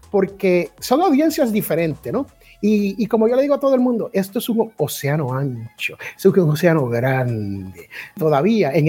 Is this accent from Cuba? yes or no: no; Puerto Rico; also born or lived in United States; porque yo soy al revés, yo soy americano criado boricua.